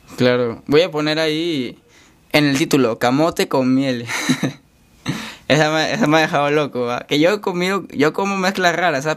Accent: Chiclayo, Lambayeque, Peru; moved away as an adult; now in Lima, Peru; yo soy de Chiclayo

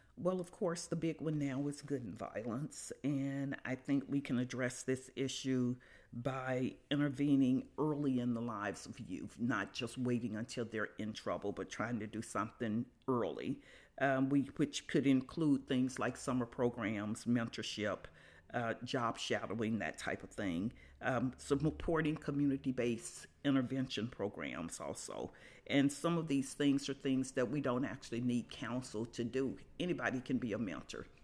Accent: Birmingham, Alabama, United States; moved away as an adult; now in Carbondale, United States; I'm originally from Birmingham, Alabama. I grew up there, went to school there, uh, came to Carbondale in nineteen seventy-one

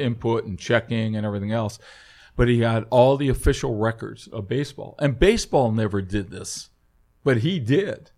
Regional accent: Cleveland, Ohio, United States; everybody growing up in Cleveland, uh, was a seat banger

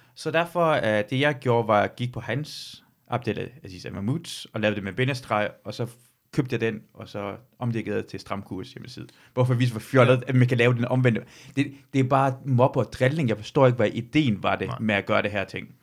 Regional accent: Iran; now in Denmark; jeg er født og vokset i Iran

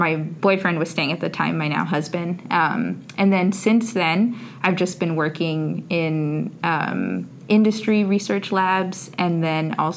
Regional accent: Whittier, California, United States; moved away; also born or lived in San Diego, California; I am originally from Southern California, from a little city that's like a suburb of L.A. called Whittier

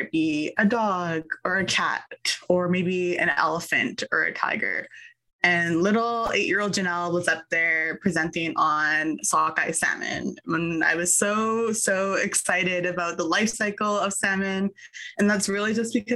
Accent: Tsleil-Waututh First Nation, British Columbia, Canada; also born or lived in Dakelh territory, British Columbia; I am from Tsleil-Waututh First Nation

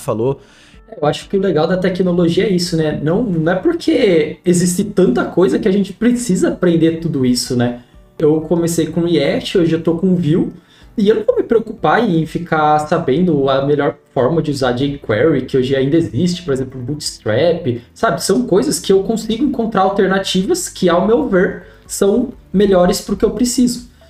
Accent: Piracicaba, São Paulo, Brazil; accent: caipira; eu sou de, de Piracicaba, interior de São Paulo. Então, eu sou o famoso caipira aí

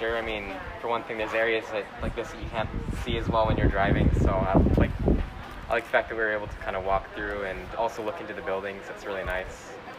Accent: Hawaii, United States; we come from Hawaii

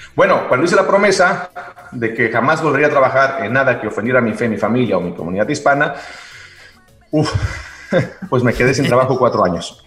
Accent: Xicoténcatl, Tamaulipas, Mexico; also born or lived in Ciudad Mante, Tamaulipas / New York / Mexico City / Miami; now in Los Angeles, United States; Yo nací en Ciudad Mante, Tamaulipas, y crecí en Jicotencal, Tamaulipas.

